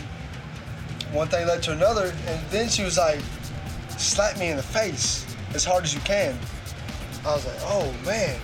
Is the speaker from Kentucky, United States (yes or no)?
yes; Louisville, Kentucky, United States; I'm from Louisville. I'm from Louisville, Kentucky